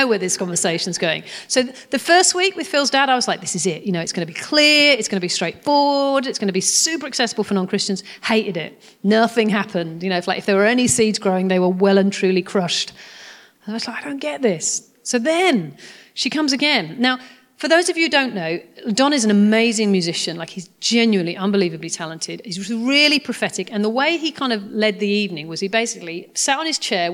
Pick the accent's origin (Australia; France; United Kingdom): United Kingdom; I'm very British